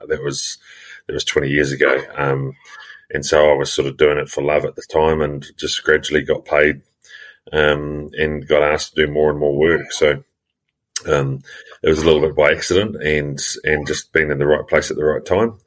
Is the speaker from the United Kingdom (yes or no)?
no; New Zealand; also born or lived in Australia; I was born and bred in New Zealand.